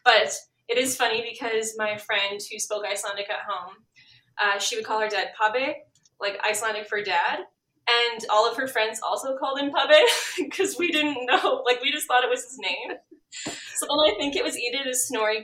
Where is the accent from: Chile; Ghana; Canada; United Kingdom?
Canada; Gimli, Manitoba; now in Winnipeg, Canada; being born in Gimli and growing up in Gimli